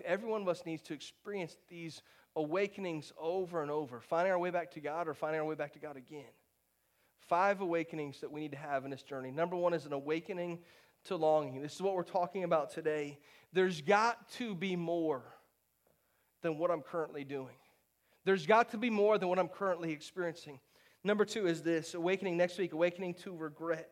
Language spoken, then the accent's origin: English; St. Petersburg, Florida, United States; I grew up not far from here. I grew up in St. Pete, about an hour and a half from here